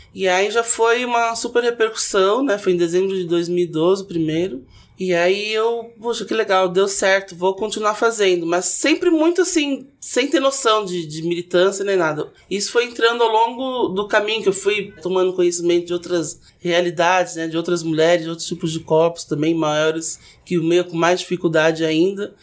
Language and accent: Portuguese; Santos, São Paulo, Brazil; moved away as an adult; now in São Paulo, Brazil; Eu sou de Santos, vim morar em São Paulo para trabalhar